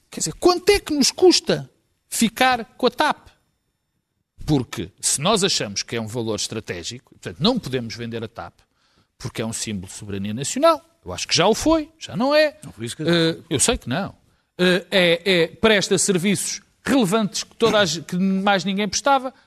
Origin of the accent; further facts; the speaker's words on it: Portugal; como portugueses